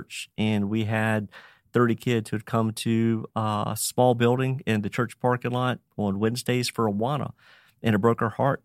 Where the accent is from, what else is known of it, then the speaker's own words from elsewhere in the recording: Roanoke, Virginia, United States; born and raised in Roanoke, Virginia. I've been here 56 years